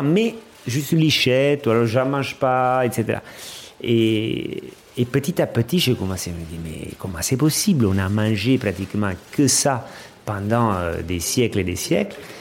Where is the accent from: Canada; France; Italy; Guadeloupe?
Italy; Amalfi Coast, Campania; French is a second language; moved away; Je viens d'Italie, de la région de la, de la côte amalfitaine. Euh, j'ai grandi dans une petite ville